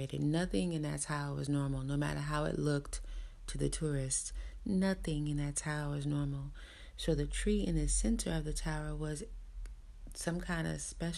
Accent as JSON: {"language": "English", "town": "New York City", "region": "New York", "country": "United States", "tie": "born or raised there", "said": "I grew up in New York City"}